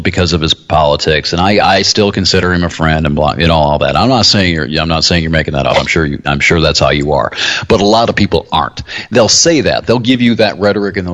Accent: United States; We were Americans

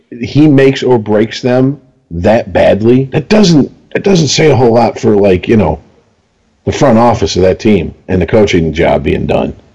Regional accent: Detroit, Michigan, United States; we're all from Detroit or the Detroit area if you want to get right down to it.

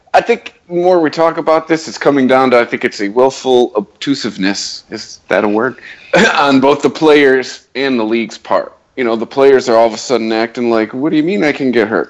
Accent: Detroit, Michigan, United States; We're from Detroit

